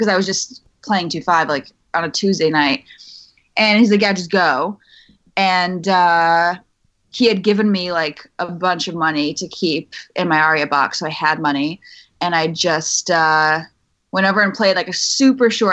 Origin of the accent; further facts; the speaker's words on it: right outside of Boston, Massachusetts, United States; moved away as an adult; also born or lived in New York; I grew up in Mass, right outside of Boston. Left when I was 18, went to school in New York, and was in New York for 6 years.